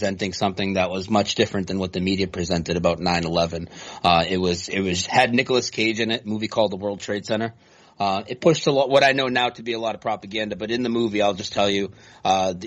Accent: Lowell, Massachusetts, United States; moved away as an adult; now in North Carolina, United States; I grew up near Boston in a place called Lowell, Massachusetts

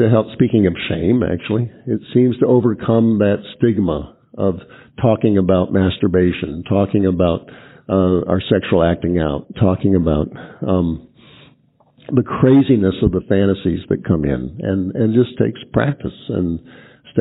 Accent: East Coast, United States; moved away; I grew up on the East Coast where we have a lot of garbage barges.

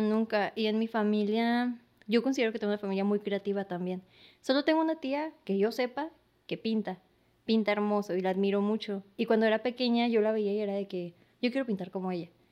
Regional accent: San Luis Río Colorado, Sonora, Mexico; now in Mexicali, Mexico; soy de San Luis, ahorita estoy residiendo aquí en Mexicali

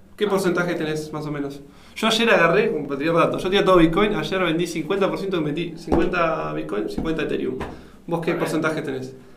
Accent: Argentina; siendo un argentino

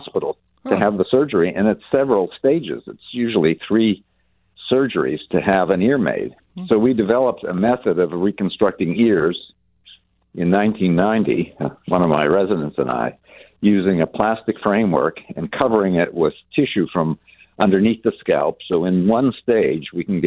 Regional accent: Western Massachusetts, United States; came to Massachusetts, where I grew up, Western Massachusetts

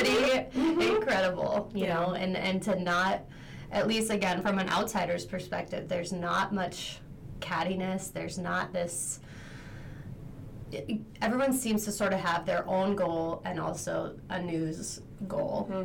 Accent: McFarland, Wisconsin, United States; moved away as an adult; also born or lived in Nashville, Tennessee; I'm actually from McFarland

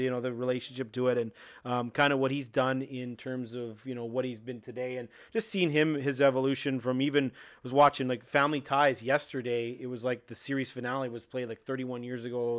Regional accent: Saskatoon, Saskatchewan, Canada; moved away as an adult; now in Minot, United States; I'm originally from Canada, uh, six hours north in Saskatoon.

